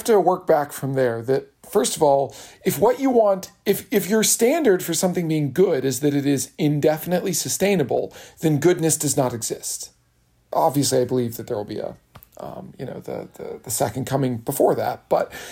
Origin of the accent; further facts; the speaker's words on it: Kentucky, United States; I'm from Kentucky, being parochial is a compliment